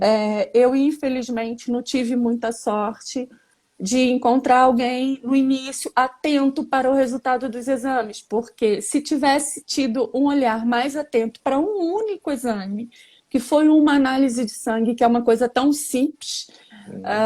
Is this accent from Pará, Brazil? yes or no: no; Rio de Janeiro, Brazil; moved away as an adult; now in Portugal; Tenho 49 anos, sou do Rio de Janeiro.